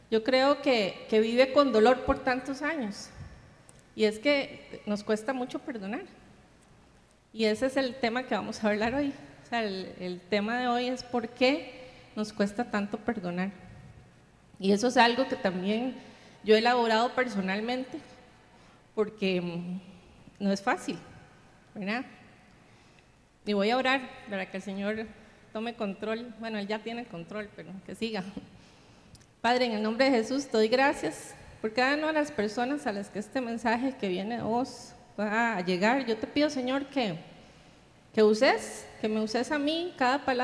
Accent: Viña del Mar, Valparaíso, Chile; Aquí los que, los que somos de Viña estamos acostumbrados a, las, a, que hablamos mucho de las heridas del pasado, ¿verdad?

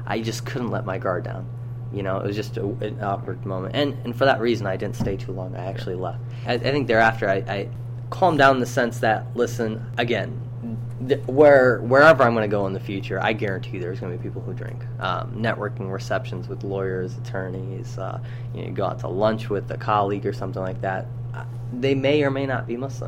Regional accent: Aurora, Illinois, United States; also born or lived in Saudi Arabia / New York / Hyderabad, India; I was born in Saudi Arabia, but as I was a young child, we moved out here to New York first and then stayed there for about 6 months. And then finally settled down in Aurora, Illinois

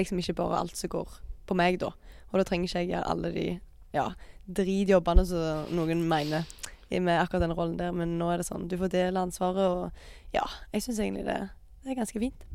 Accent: Jæren, Rogaland, Norway; jeg er fra Jæren

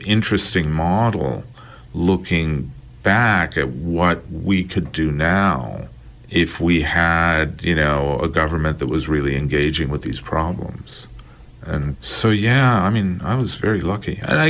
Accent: India; I didn't feel uncomfortable racially or anything, but being an Indian, somehow I wound up fitting in.

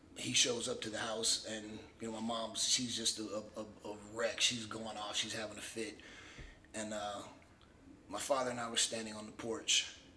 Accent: Miami, Florida, United States; I grew up in Miami

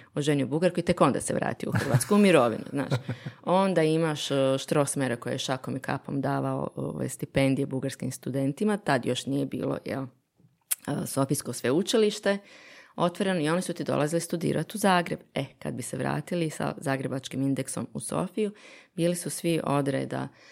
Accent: Bosnia & Herzegovina; moved away; sam odrasla u Bosni

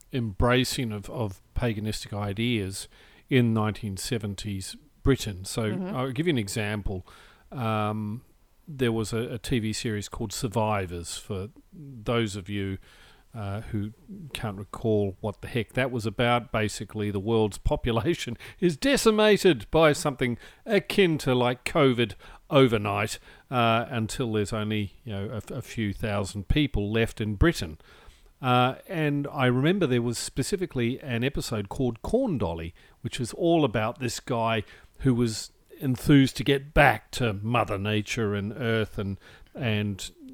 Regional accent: New Zealand; I have vague memories of maypoles, even in New Zealand, growing up in New Zealand.

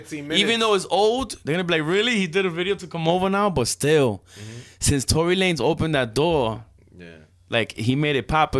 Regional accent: New York City, New York, United States; also born or lived in Puerto Rico; I was born in Puerto Rico. I came from Puerto Rico to Jamaica, Queens, when I was 3 years old. So I was the only Dominican Puerto Rican there in Jamaica, Queens, nigga. I lived in the hood, like the hood

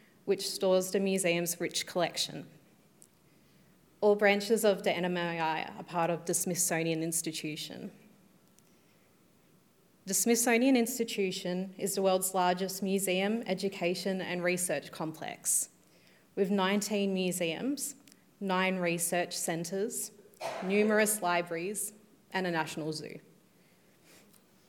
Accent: Gippsland, Victoria, Australia; was born and raised on Gunai Kunai country in Gippsland, Victoria

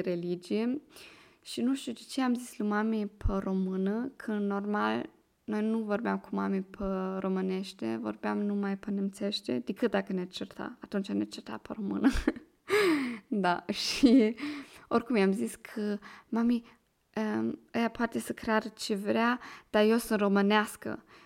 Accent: Germany; accent: Moldovan; Romanian is a second language; moved away as an adult; now in Vienna, Austria; eu vin din Germania și am 23 de ani. Acum locuiesc în Viena.

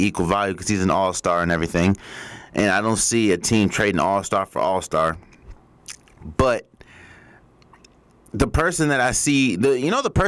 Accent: Washington, District of Columbia, United States; I'm from Washington, D.C.

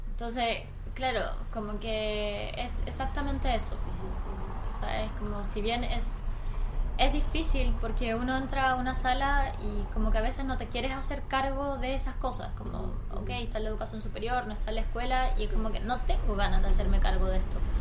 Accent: Chile; also born or lived in Easter Island; yo como chilena

